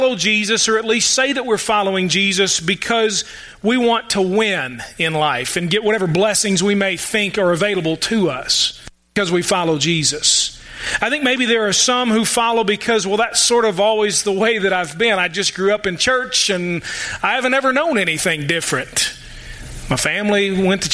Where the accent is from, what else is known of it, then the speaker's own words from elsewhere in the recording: Louisville, Kentucky, United States; I grew up in Louisville